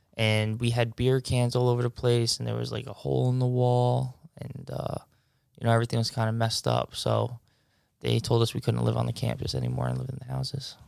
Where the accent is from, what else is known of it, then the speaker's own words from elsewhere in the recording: Mineola, New York, United States; I grew up in Mineola for twenty-five years.